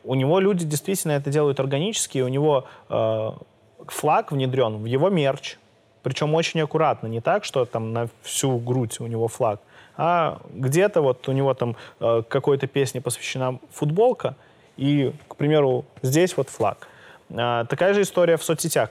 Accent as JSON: {"language": "Russian", "country": "Belarus", "said": "я из Беларуси"}